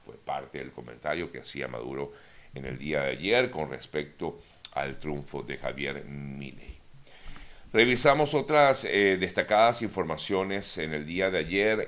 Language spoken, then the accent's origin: Spanish; Venezuela; moved away; como venezolano me siento totalmente eh, golpeado ante este tipo de, comentarios totalmente fuera de lugar, en principio, como venezolano. En segundo lugar, también como migrante